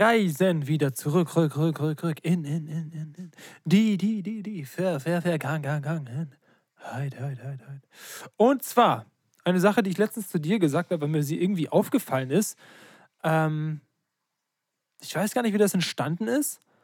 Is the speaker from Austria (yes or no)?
no; Ruppersdorf, Germany; moved away; Richtung meine alte Heimat gehen, also Ruppersdorf